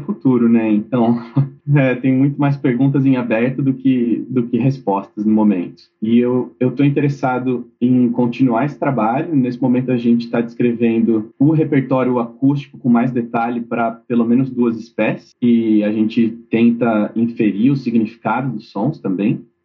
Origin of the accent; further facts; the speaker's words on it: São Paulo, Brazil; Eu sou de São Paulo originalmente